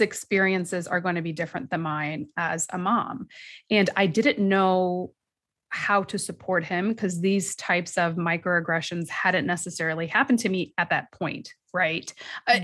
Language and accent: English; United States; we as American Muslim women and mothers in this country, meaning our parents might have come from another country, but we were born and raised here